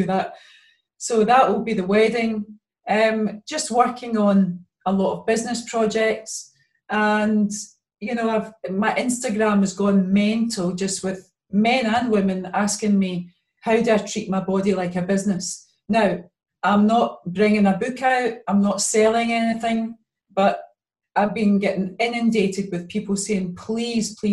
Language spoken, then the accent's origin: English; Glasgow, Scotland, United Kingdom; I was many years growing up in the East End of Glasgow.